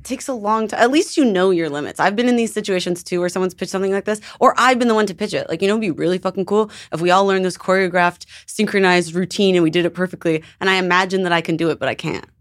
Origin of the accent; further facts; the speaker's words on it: Canada; moved away; I'm from Canada